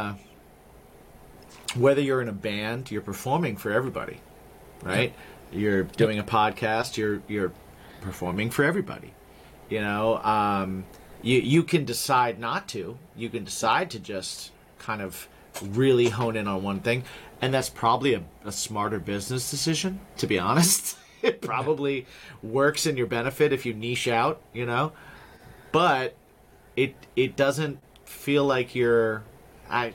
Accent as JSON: {"language": "English", "region": "Indiana", "country": "United States", "tie": "born or raised there", "said": "I grew up in Indiana"}